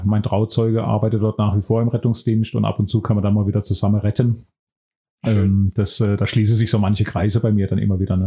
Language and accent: German; Buchen, Baden-Württemberg, Germany; moved away as an adult; also born or lived in Heidelberg / Mannheim / Sinsheim; wieder in meiner Heimat zu sein